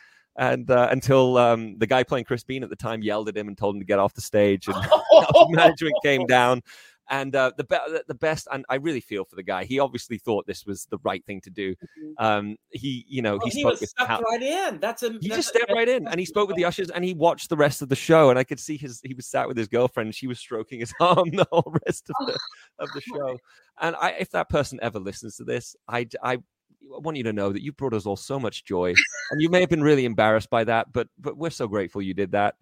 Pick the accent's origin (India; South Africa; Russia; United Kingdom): United Kingdom; Liverpool, North West England; moved away as an adult; now in United States; I grew up in Liverpool